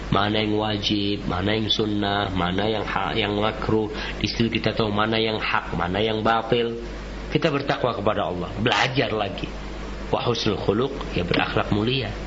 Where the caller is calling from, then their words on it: Cibinong, West Java, Indonesia; Dari um, Almina Cibinong.